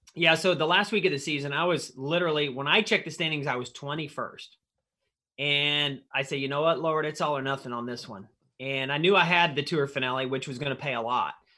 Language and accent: English; Missouri, United States; where I grew up in Missouri